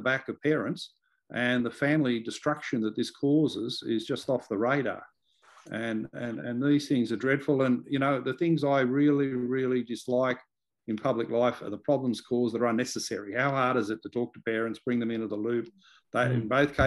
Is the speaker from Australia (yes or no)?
yes; Liverpool, New South Wales, Australia; I grew up in Liverpool, which has been one of these LGAs of concern